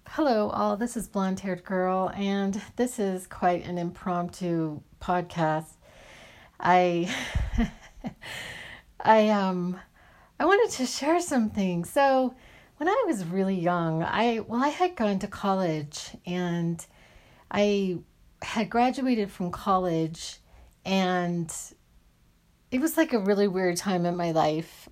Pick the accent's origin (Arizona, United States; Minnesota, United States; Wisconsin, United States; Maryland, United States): Arizona, United States; I grew up in Arizona